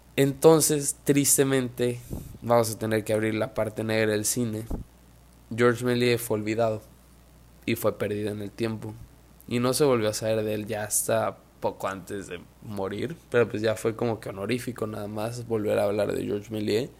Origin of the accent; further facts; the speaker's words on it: Mexico; yo soy mexicano